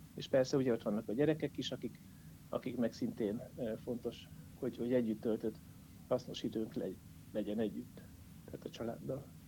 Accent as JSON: {"language": "Hungarian", "town": "Jászberény", "region": "Jász-Nagykun-Szolnok", "country": "Hungary", "tie": "born or raised there", "also_born_or_lived": "Szeged", "moved": "yes", "said": "Jászberénybe ezért is jöttem vissza egyrészt, mert a szülővárosom"}